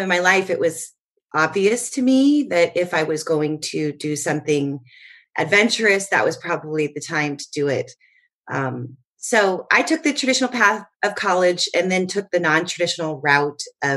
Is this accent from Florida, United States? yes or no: yes; Florida, United States; moved away as an adult; now in California, United States; Florida, which is where my hometown is